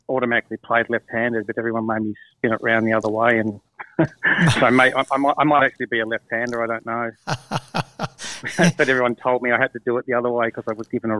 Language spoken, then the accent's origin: English; Melbourne, Victoria, Australia; I grew up in Melbourne in Brighton.